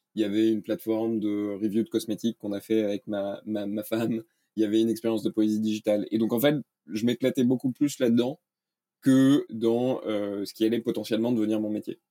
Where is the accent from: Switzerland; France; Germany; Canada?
France; moved away as an adult; also born or lived in Denmark / United States; je suis né en France, j'ai vécu au Danemark